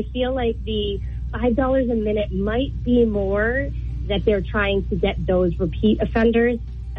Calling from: Windham, New Hampshire, United States; Hi, it's …. I'm from Wyndham.

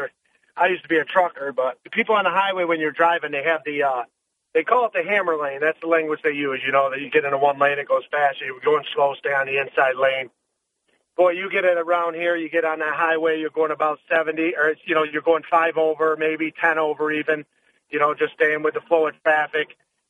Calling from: Binghamton, New York, United States

